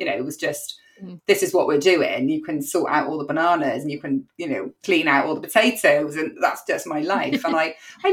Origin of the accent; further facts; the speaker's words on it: Cardiff, Wales, United Kingdom; I'm a very proud Cardiff born and bred girl.